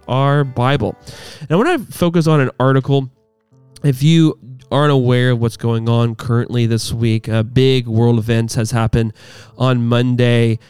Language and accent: English; United States; As American Christians